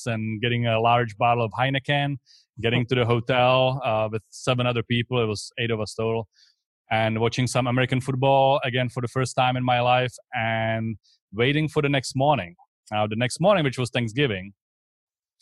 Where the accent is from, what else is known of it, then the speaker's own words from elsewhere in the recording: Czechia; English is a second language; moved away as an adult; also born or lived in Texas; now in Tampa, United States; I came here from the Czech Republic. So that's where I'm originally from. That's where this accent is from.